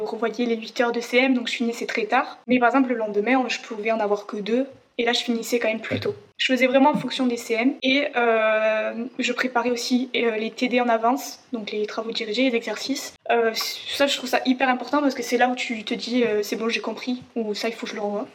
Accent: Ariège, Occitania, France; j'étais chez moi en Ariège

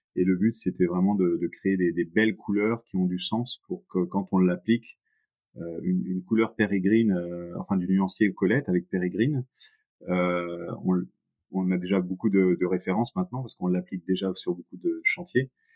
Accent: Nantes, Pays de la Loire, France; je suis nantais

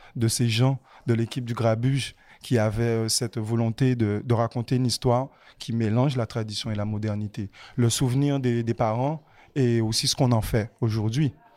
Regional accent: Pointe-à-Pitre, Guadeloupe; j'ai grandi dans Pointe-à-Pitre, dans la ville, et aujourd'hui j'habite à la campagne.

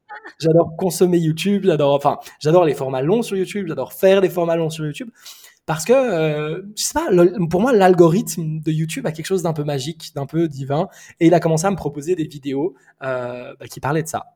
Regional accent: Switzerland; also born or lived in Lebanon; now in Bali, Indonesia; Je suis né euh, au Liban, j'ai grandi en Suisse et aujourd'hui je vis à Bali

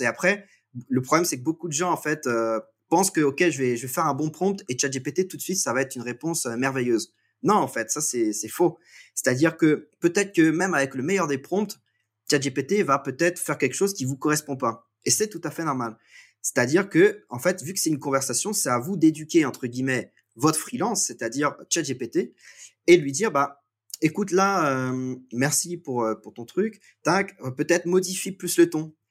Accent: Guingamp, Brittany, France; je suis euh, français, breton même. je vis en fait je viens de, de Guingamp qui est une ville de, 7000 habitants

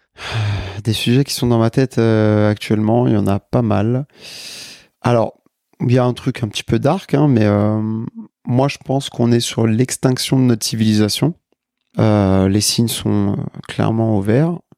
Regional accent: Paris, Île-de-France, France; je suis né à Paris. Je suis français, d'origine sénégalaise

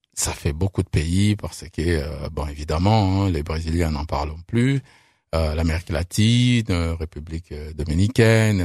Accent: France; also born or lived in Saint-Étienne; on est français

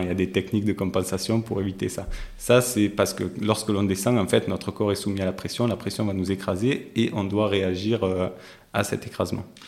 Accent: Marseille, Provence-Alpes-Côte d'Azur, France; non loin de là où j'ai grandi, donc je suis natif d'à côté, euh, des quartiers nord de Marseille

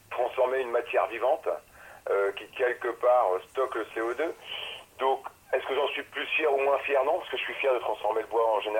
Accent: France; Il faut être fier de ce qu'on fait quand on est français.

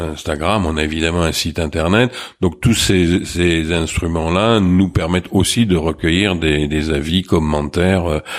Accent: Marseille, Provence-Alpes-Côte d'Azur, France; accent: Marseillais; also born or lived in Suresnes

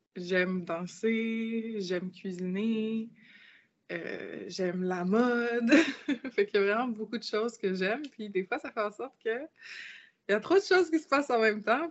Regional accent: Quebec, Canada; Je suis née au Québec. Donc, j'ai grandi euh, toute ma vie ici.

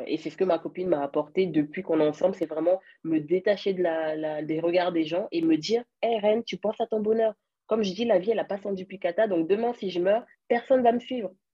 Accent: France; also born or lived in Cameroon; je viens du Cameroun, mais j'ai grandi en France. Donc, je vis en France en ce moment

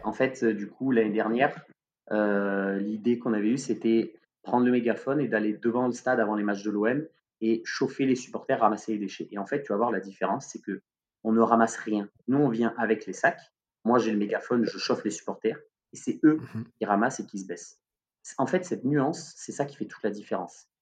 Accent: Marseille, Provence-Alpes-Côte d'Azur, France; nous en tant que Marseillais

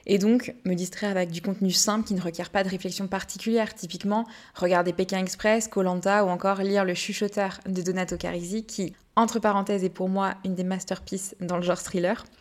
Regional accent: Brittany, France; je suis bretonne

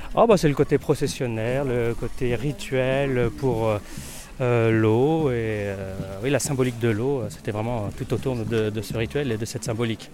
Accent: Noyal-Châtillon-sur-Seiche, Brittany, France; moi je suis de Noyal-Châtillon.

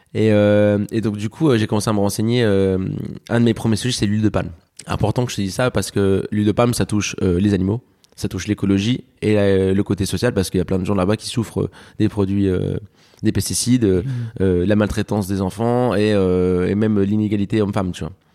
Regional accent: France; also born or lived in Alicante, Spain; je suis né à Alicante, je suis arrivé en France euh, à mes 7 ans

